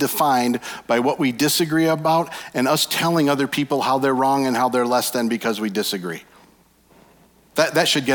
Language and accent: English; Michigan, United States; We're from Michigan